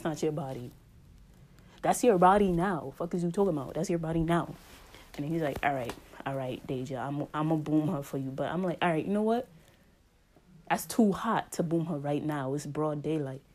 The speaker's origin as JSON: {"language": "English", "town": "New York City", "region": "New York", "country": "United States", "accent": "New York", "said": "my New York accent"}